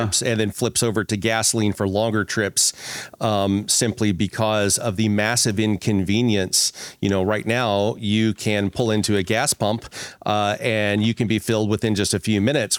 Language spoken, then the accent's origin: English; Ozark Mountains, Missouri, United States; I grew up in Missouri, right? So I, I actually grew up in the Ozark Mountains